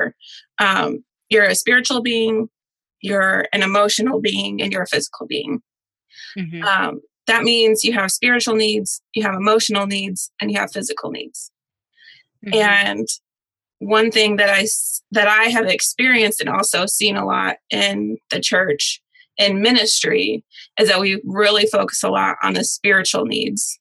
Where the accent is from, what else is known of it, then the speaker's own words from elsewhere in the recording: Michigan, United States; now in Nashville, United States; I'm originally from Michigan, which is why I don't have a Southern accent.